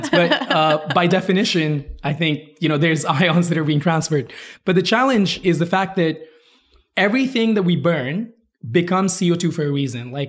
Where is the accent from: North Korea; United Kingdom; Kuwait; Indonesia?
Kuwait; also born or lived in India; so I'm from India originally, uh, moved around a lot. I actually grew up in Kuwait. I moved out there when I was eight.